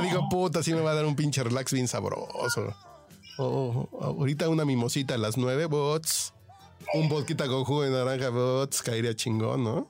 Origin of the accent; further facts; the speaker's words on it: Mexico; como mexicano